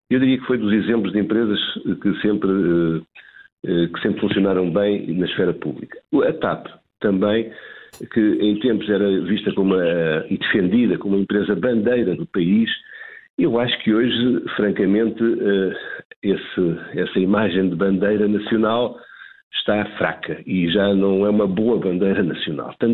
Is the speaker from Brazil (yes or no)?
no; Portugal